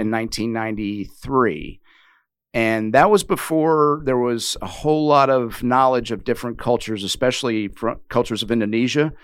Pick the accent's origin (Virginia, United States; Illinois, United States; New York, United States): Virginia, United States; Richmond; now in Wilmington; I wasn't born and raised there, but the majority of my young I would say impressionable youth was spent in Richmond, Virginia